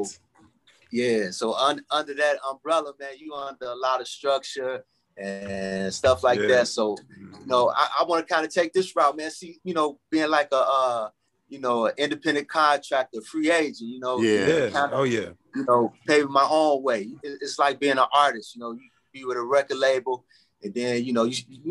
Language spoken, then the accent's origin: English; Chicago, Illinois, United States; also born or lived in Texas / Markham, Illinois; I grew up in Roseland